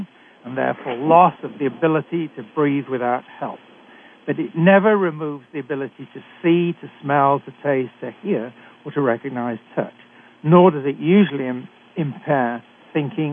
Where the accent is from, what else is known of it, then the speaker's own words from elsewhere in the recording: United Kingdom; accent: British; moved away as an adult; now in Canada; I'm a physician trained in Britain, as you can tell from my accent.